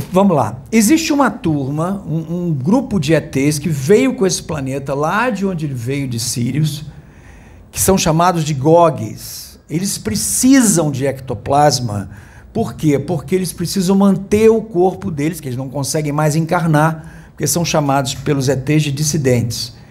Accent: Rio de Janeiro, Brazil; eu sou ex-jornalista atual músico. É de qual estado? Sou aqui do Rio de Janeiro, moro no bairro de Copacabana.

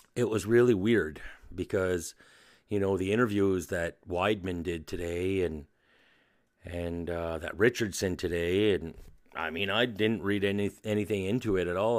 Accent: New Brunswick, Canada; I'm from New Brunswick in, uh, Canada

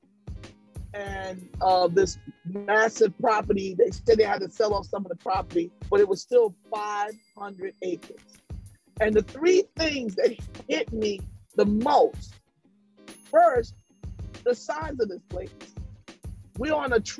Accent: Statesboro, Georgia, United States; I was born in Statesboro, Georgia. I'm from the South

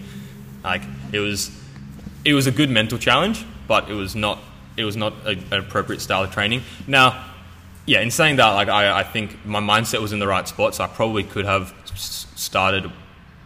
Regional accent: Australia; accent: Australian; also born or lived in England; I moved to Australia with my parents and my sister when I was 7. That's why I have an Australian accent

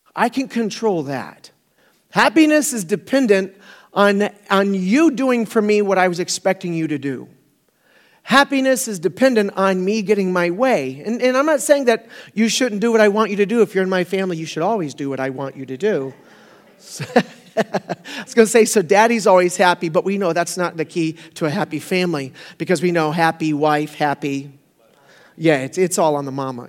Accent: Florida, United States; I grew up in Florida, so I've been through a, a few hurricanes

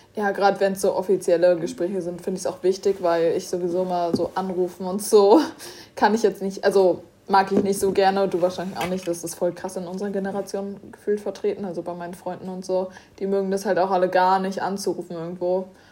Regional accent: Germany; wir kommen ja aus Deutschland

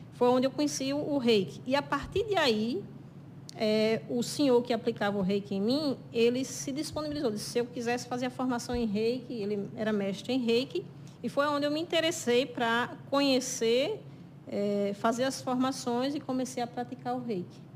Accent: São João do Rio do Peixe, Paraíba, Brazil; now in Sousa, Brazil; Eu sou natural de São João do Rio do Peixe, moro em Souza

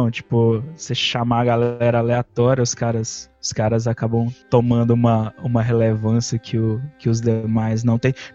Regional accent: Coronel Fabriciano, Minas Gerais, Brazil; eu sou do interior de Minas, cara, de Coronel Fabriciano

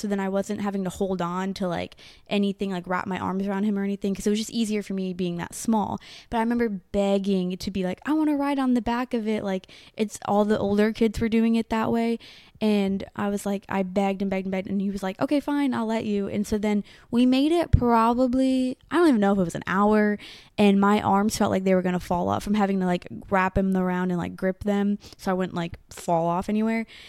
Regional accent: New York, United States; moved away; also born or lived in Tennessee; growing up in New York, we had a house

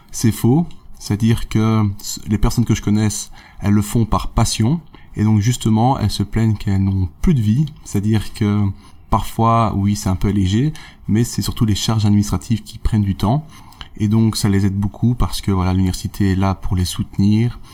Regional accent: Namur, Wallonia, Belgium; je viens de Namur, donc j'ai fait mon bachelier à l'UNAMUR

